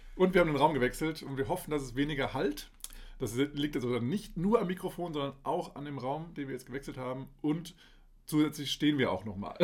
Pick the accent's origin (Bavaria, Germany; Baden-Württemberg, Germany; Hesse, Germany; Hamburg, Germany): Hesse, Germany; Dieburg; moved away; also born or lived in Kassel; Ich bin in Aale Hesse und äh, geboren in Kassel und aufgewachsen ja, äh, bei Dieburg